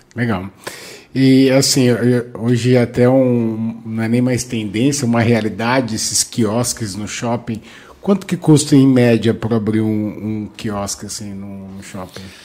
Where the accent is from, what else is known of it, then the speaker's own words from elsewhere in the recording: Bauru, São Paulo, Brazil; Eu também sou de Bauru